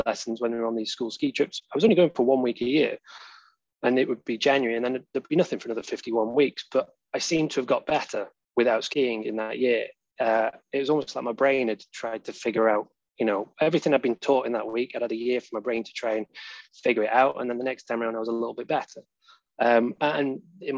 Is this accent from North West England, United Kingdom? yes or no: yes; Poynton, North West England, United Kingdom; moved away as an adult; now in Sheffield, United Kingdom; I'm from Poynton, just outside Manchester.